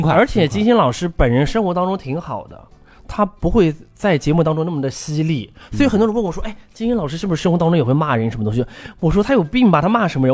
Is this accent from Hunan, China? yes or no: no; Dongchuan, Yunnan, China; now in Beijing, China; 我们东川是一个很小的一个，一个地方，就嗯像我们家小时候穷的叮当响